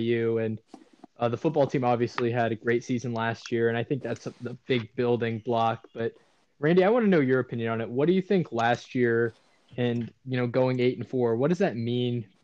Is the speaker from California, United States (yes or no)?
no; Indiana, United States; I'm from Indiana. I grew up in a house cheering for the Hoosiers